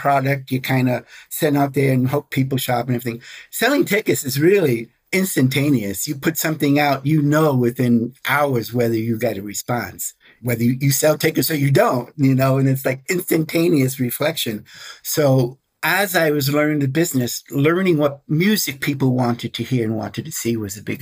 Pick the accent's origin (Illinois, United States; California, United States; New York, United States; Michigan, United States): New York, United States; New York City; I'm an Italian from Brooklyn